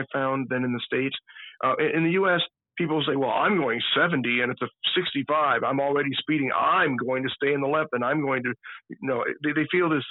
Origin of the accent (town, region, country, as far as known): Austria